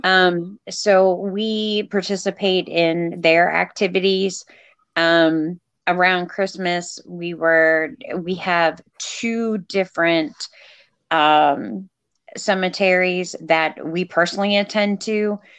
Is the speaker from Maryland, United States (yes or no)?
yes; Eastern Shore, Maryland, United States; also born or lived in Texas; I grew up, and we are in Maryland uh, we're, you know, the Eastern Shore